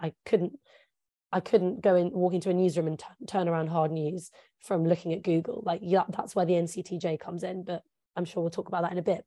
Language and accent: English; England, United Kingdom; first language English; I'm English. I'm a native English speaker.